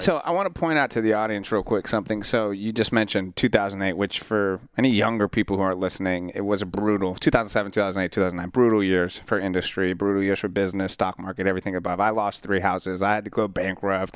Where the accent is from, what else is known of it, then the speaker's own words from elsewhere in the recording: Central Florida, United States; I grew up in Central Florida